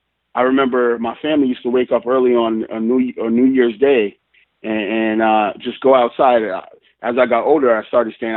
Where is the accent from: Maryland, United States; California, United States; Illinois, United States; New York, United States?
New York, United States; the town that I was born and raised in New York, and then my family kind of moved around a lot.